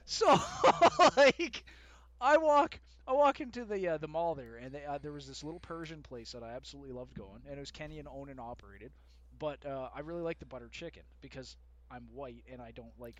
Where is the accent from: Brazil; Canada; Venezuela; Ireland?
Canada; Winnipeg, Manitoba; born and raised Canadian fucking citizen, even though I was born in Winnipeg